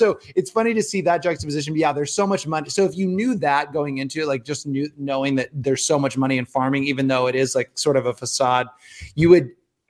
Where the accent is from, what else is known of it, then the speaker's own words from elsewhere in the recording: Nebraska, United States; now in Los Angeles, United States; I'm from Nebraska